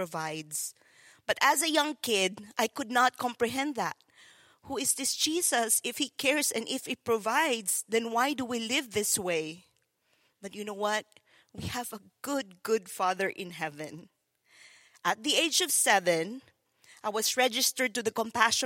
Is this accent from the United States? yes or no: no; Philippines; moved away; growing up in the Philippines, it was so difficult